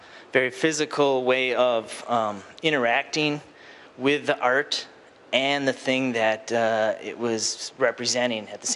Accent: Wisconsin, United States; moved away; also born or lived in California; I was born in Wisconsin, and it was very cold there, and I was indoors all the time.

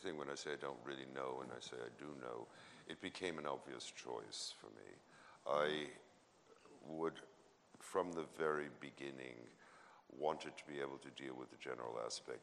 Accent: New York City, New York, United States; I was born into a culture in New York City

